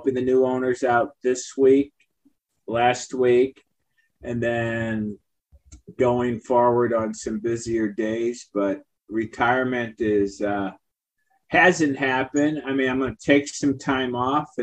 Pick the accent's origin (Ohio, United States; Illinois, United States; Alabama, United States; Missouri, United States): Missouri, United States; St. Louis; born or raised there